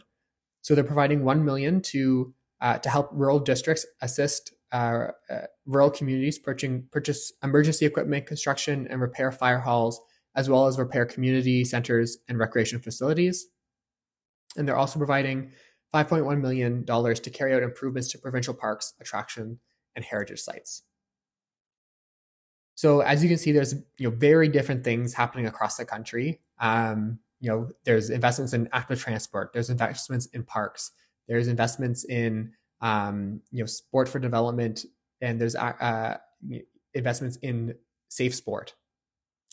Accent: Fredericton, New Brunswick, Canada; moved away; my hometown of Fredericton, New Brunswick

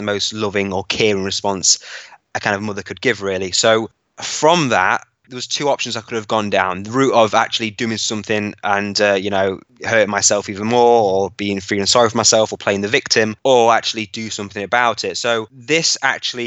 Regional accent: Hucknall, East Midlands, United Kingdom; so I'm from Nottingham in the East Midlands, from a town called Hucknall. So I grew up fairly average

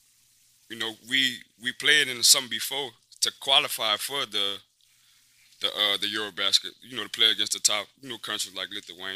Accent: New Orleans, Louisiana, United States; I'm from the West Bank

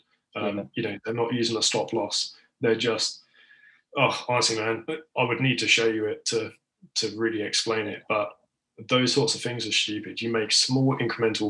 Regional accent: United Kingdom; I'm British

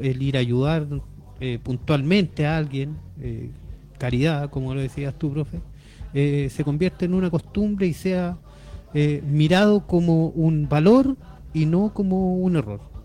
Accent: Chile; como chileno

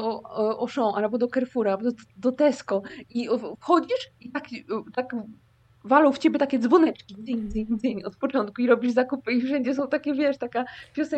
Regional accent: Silesian Voivodeship, Poland; now in South Korea; ja ze Śląska i u nas są makówki

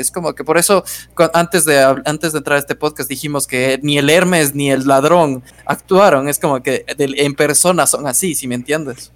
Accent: Ecuador; somos ecuatorianos

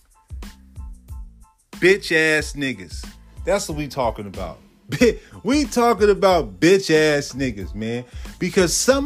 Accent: the Bay Area, California, United States; Coming up out of the Bay, California, man. Raised in the Crest

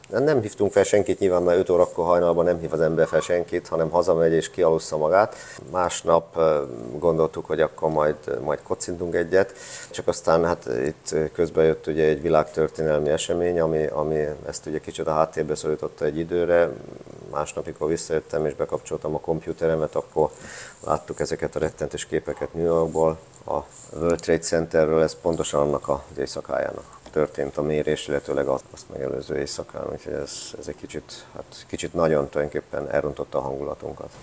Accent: Hungary; moved away as an adult; also born or lived in Austria; now in Garching, Germany; igazán, igazán, igazán otthon, ott érzem magam, ahon, ahonnan jöttem Magyarországon

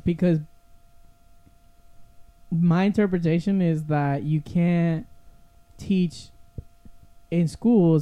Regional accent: Puerto Rico; now in Florida, United States; I grew up in Puerto Rico

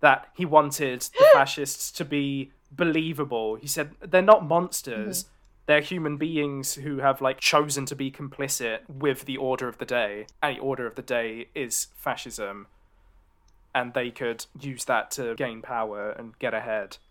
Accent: London, United Kingdom; I'm a Londoner

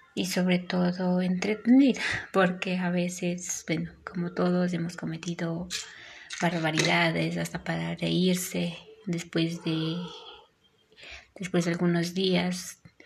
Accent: Ecuador; soy de Ecuador

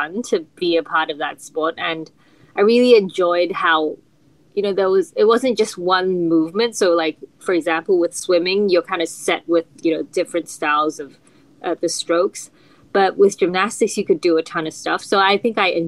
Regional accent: Melbourne, Victoria, Australia; I grew up in Melbourne, Australia

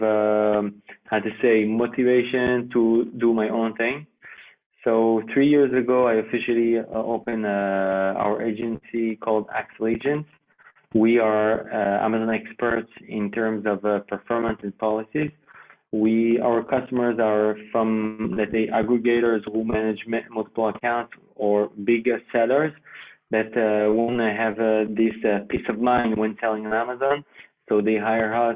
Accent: Geneva, Switzerland; first language French; English is a second language; now in Israel; I originally was born in Switzerland. Okay. So the French side of Switzerland, which is Geneva, speak French. So my mother tongue language is French

